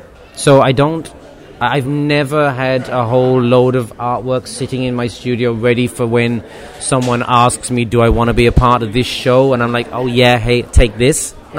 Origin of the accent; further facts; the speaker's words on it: Cork, Munster, Ireland; born there; I was born on St. Finbar's Day in St. Finbar's Hospital.